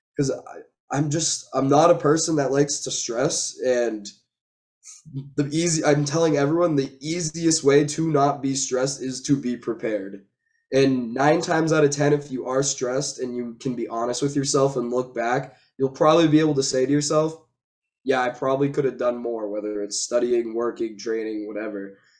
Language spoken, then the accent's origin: English; Massachusetts, United States; I'm from Massachusetts.